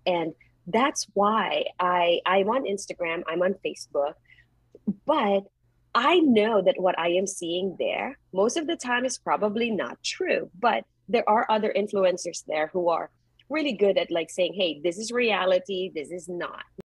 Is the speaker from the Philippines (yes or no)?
yes; Philippines; moved away as an adult; now in Bay Area, United States; I grew up in the Philippines and I was really poor.